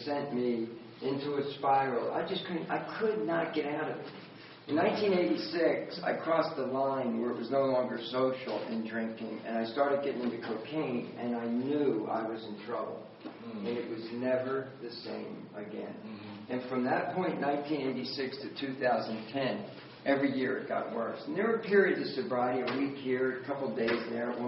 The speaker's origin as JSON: {"language": "English", "town": "Wildwood", "region": "New Jersey", "country": "United States", "tie": "born or raised there", "also_born_or_lived": "Philadelphia, Pennsylvania", "said": "I ended up in a one-room crack house in Wildwood, New Jersey, all the way back to where I had grown up when we moved from Philadelphia down to the Jersey Shore"}